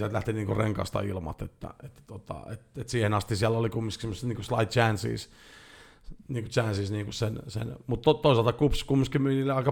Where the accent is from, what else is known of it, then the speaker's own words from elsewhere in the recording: Jyväskylä, Central Finland, Finland; Mä oon Jyväskylästä.